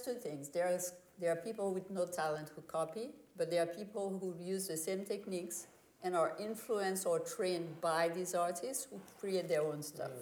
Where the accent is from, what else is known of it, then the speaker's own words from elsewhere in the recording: Haiti; moved away; When I was growing up in Haiti as a child